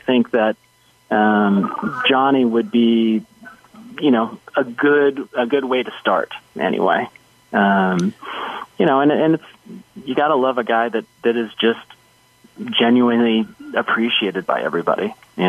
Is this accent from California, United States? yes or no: yes; San Diego, California, United States; So I grew up in San Diego